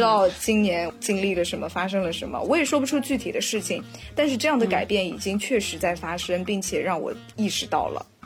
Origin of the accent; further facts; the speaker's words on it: China; 我们中国人就非常喜欢许愿